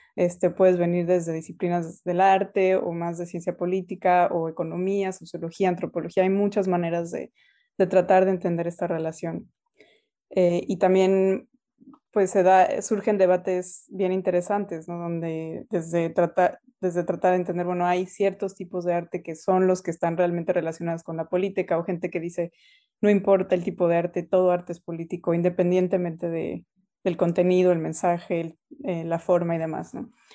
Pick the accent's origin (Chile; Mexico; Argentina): Mexico; Mexico City; first language Spanish; moved away as an adult; also born or lived in United States; now in Canada; nací y crecí en la Ciudad de México, ahí eh, pues pasé toda mi infancia, mi adolescencia